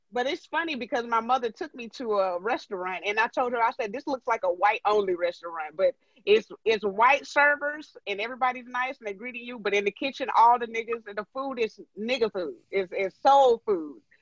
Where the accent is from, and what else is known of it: Georgia, United States; born or raised there; moved away